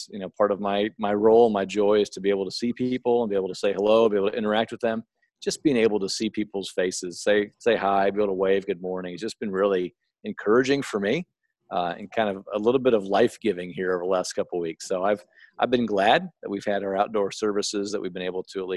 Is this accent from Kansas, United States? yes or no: yes; Overland Park, Kansas, United States; also born or lived in Hays, Kansas; As a native Kansan, I was born in Hays, Kansas. I grew up in Overland Park